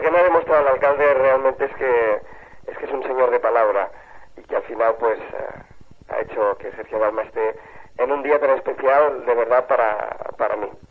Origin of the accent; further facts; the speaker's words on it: Sabadell, Catalonia, Spain; mi infancia en Sabadell